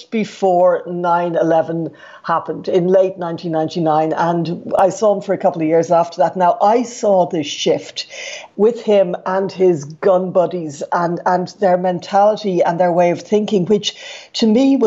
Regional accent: Ireland; moved away as an adult; now in United States; as Irish people and as Europeans

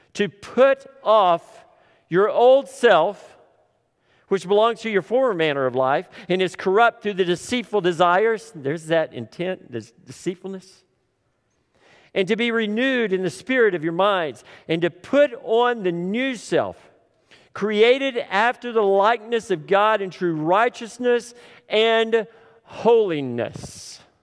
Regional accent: Tipton, Oklahoma, United States; I grew up in Tipton

